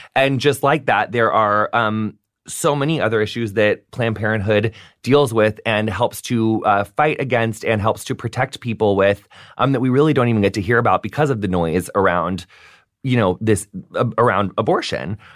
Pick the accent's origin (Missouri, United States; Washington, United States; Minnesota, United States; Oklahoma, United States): Missouri, United States; St. Louis; moved away; I lived in St. Louis